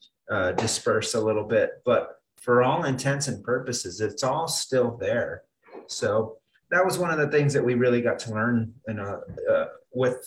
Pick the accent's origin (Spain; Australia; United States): United States; Phoenix, Arizona; also born or lived in Connecticut; I was born and raised in Phoenix